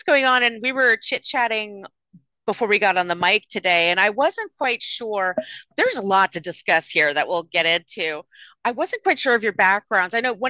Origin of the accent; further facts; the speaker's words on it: New York City, New York, United States; I am from Brooklyn, New York, and I'm in Brooklyn, New York right now as we are recording this.